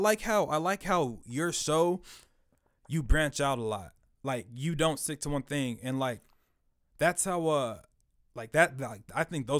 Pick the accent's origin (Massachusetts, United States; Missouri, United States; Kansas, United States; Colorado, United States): Kansas, United States; Kansas City; also born or lived in Emporia, Kansas; I'm a military brat, so I've lived in a lot of places, but I was born in Emporia, Kansas, and like since my eighth grade year, like I've been Northland, Johnson County area.